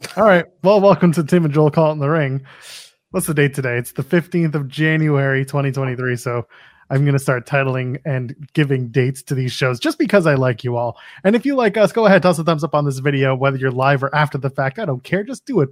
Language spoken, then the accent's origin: English; Canada; I'm a Canadian